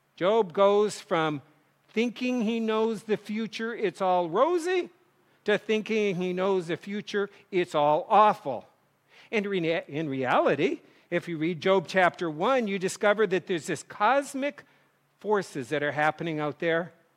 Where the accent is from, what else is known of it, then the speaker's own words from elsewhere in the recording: North Dakota, United States; moved away; kids growing up in North Dakota